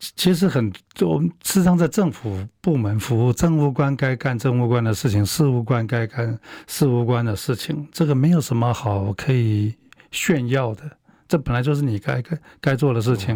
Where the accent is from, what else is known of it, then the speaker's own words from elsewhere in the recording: Taiwan; 我们台湾人也没看懂